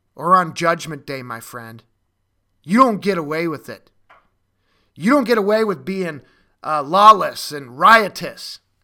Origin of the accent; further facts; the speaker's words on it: Minnesota, United States; in Minneapolis and Minnesota, my, my home state